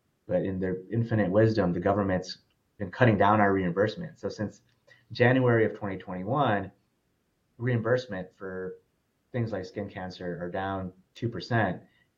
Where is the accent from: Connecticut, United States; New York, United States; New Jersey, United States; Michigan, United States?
Michigan, United States; Detroit; now in Dallas, United States; Born and raised in Michigan, actually, so a suburb of Detroit, but have lived all over.